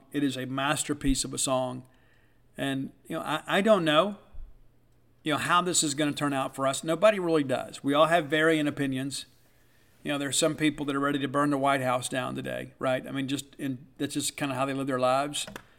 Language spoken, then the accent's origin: English; South Mississippi, United States; I am a Mississippian, born and raised in Mississippi, I live here. I left and moved back because I love all of you, and I wanted to be close to Mississippi State and to my Mississippi family.